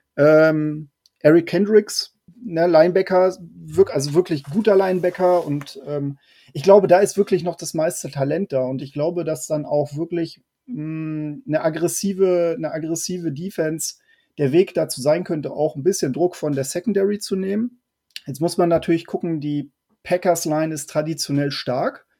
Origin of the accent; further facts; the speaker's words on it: Hamburg, Germany; ich ja auch ähm, ja, Nordlicht bin, aus Hamburg komme